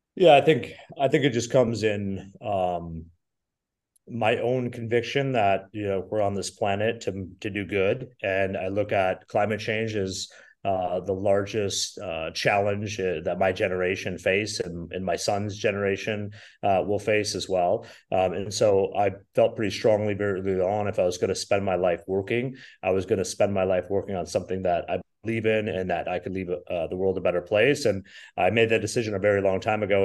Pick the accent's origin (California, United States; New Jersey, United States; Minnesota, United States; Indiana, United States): Minnesota, United States; moved away; also born or lived in Wisconsin; I'm originally from Minnesota.